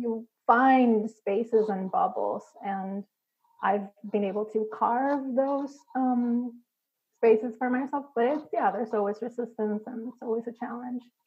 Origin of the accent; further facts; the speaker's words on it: Puerto Rico; I grew up, I'm Puerto Rican, I grew up in Puerto Rico